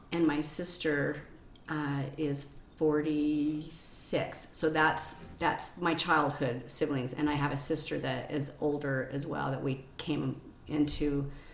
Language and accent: English; Salt Lake City, Utah, United States; I'm born and raised here, Salt Lake City, um, 50 years. I okay. grew up in um, Madna, West Valley, Kearns.